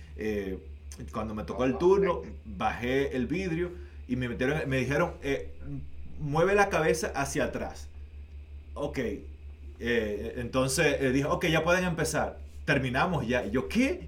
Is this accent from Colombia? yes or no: no; Dominican Republic; now in Canada; en mi país